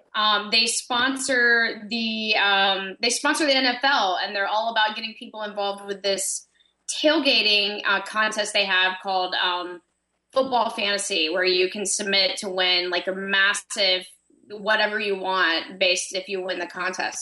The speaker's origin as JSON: {"language": "English", "region": "Florida", "country": "United States", "said": "I'm from Florida"}